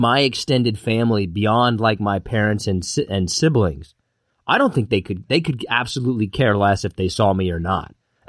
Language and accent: English; Kansas, United States; moved away; I'm originally from Kansas. It's one of those places, it's good to grow up there, but you really got to leave.